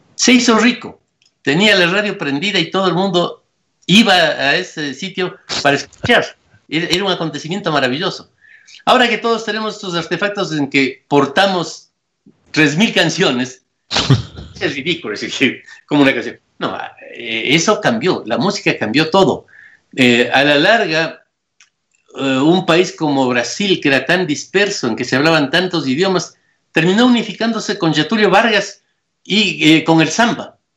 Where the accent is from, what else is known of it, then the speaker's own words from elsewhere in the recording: Ecuador; yo nací en Ecuador y viví en la frontera de esas dos cosas